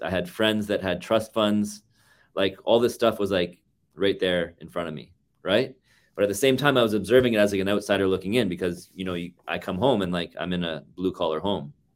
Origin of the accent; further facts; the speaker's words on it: Toronto, Ontario, Canada; moved away as an adult; also born or lived in Markham, Ontario; now in Vancouver, Canada; born and raised in Toronto, and then, um, in and around my thirty-seventh birthday, uh, I decided that I had enough of Toronto